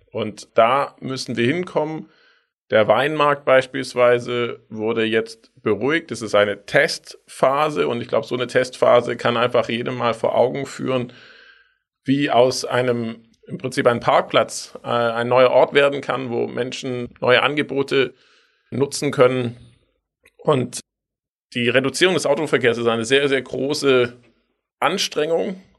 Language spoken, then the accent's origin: German; Tübingen, Baden-Württemberg, Germany; Ich bin in Tübingen aufgewachsen. Da gab es den 5-Minuten-Bustakt und wir sind nur Bus gefahren.